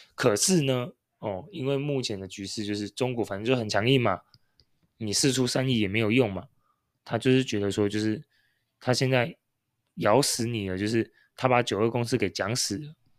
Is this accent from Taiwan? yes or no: yes; Taiwan; 我们是台湾人